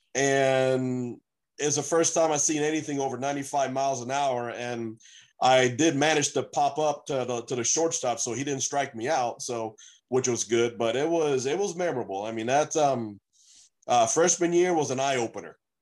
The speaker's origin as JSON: {"language": "English", "town": "Beaumont", "region": "Texas", "country": "United States", "tie": "born or raised there", "also_born_or_lived": "Puerto Rico", "said": "from Puerto Rico, but I grew up in Texas, in uh, actually in Beaumont, Texas"}